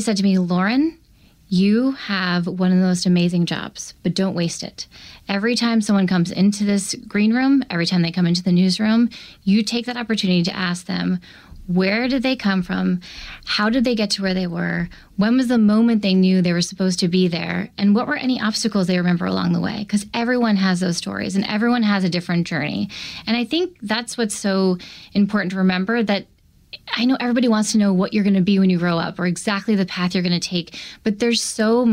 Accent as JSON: {"language": "English", "town": "Dallas", "region": "Texas", "country": "United States", "tie": "born or raised there", "also_born_or_lived": "New Jersey", "moved": "yes", "said": "I was born in New Jersey, but I grew up in Dallas, Texas"}